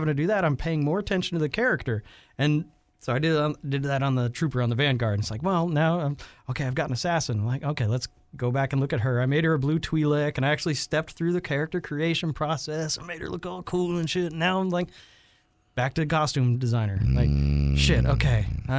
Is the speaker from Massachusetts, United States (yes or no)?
no; Texas, United States; I'm from Texas.